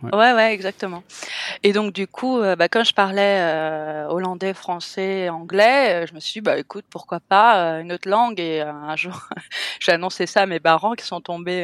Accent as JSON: {"language": "French", "town": "Cannes", "region": "Provence-Alpes-Côte d'Azur", "country": "France", "tie": "born or raised there", "moved": "as an adult", "lives_now": "Bali, Indonesia", "said": "je suis française, je suis moitié hollandaise, je suis née à Cannes, dans la French Riviera, et ça fait 14 ans que je suis en Asie maintenant"}